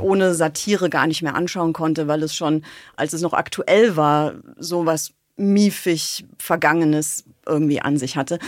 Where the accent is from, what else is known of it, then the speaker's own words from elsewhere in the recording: Bonn, North Rhine-Westphalia, Germany; Ich bin in Bonn aufgewachsen